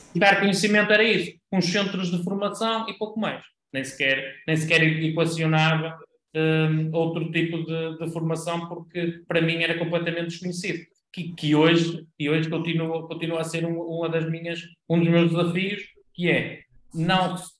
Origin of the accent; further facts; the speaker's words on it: Vila Nova de Famalicão, Norte, Portugal; eu nasci em, em Vila Nova de Famalicão e, e continuo por cá, na, na cidade